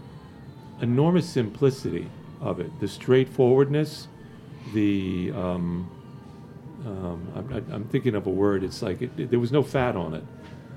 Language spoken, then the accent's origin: English; Miami, Florida, United States; in the South, in Miami.